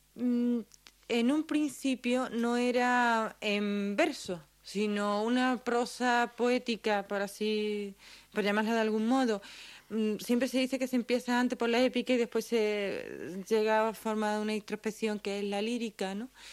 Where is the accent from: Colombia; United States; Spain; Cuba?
Spain; San Fernando, Andalusia; De, San Fernando, es de un pueblo de la provincia de Cádiz